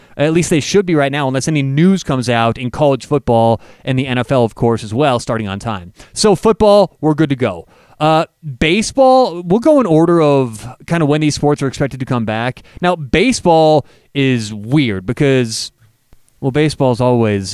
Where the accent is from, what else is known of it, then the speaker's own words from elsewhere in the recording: Denver, Colorado, United States; I am from Denver, Colorado